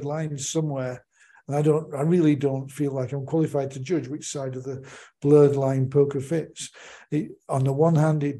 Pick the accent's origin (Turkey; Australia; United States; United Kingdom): United Kingdom; growing up in the United Kingdom